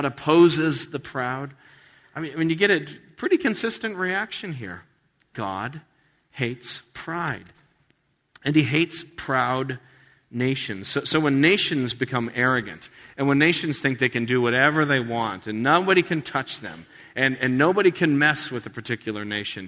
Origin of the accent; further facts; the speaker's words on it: United States; being an American